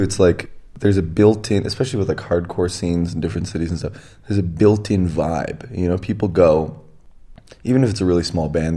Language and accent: English; Edmonton, Alberta, Canada; moved away; I came from Edmonton, in Canada